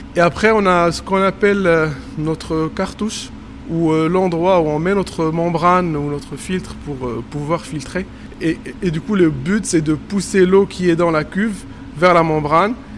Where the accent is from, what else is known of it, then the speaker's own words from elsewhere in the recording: Morocco; moved away as an adult; now in Montpellier, France; je suis marocain et que j'ai travaillé au Maroc